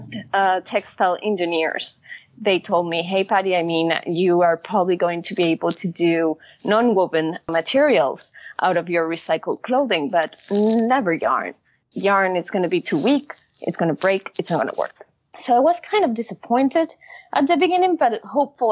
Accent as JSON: {"language": "English", "town": "Caracas", "region": "Capital District", "country": "Venezuela", "tie": "born or raised there", "moved": "yes", "said": "I grew up in Caracas, Venezuela."}